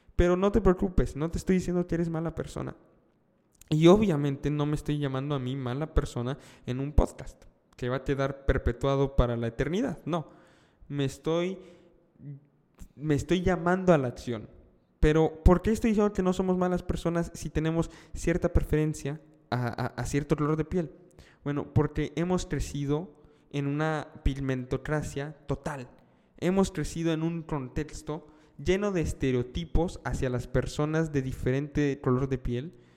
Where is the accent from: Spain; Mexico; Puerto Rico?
Mexico; estoy viviendo en México, soy mexicano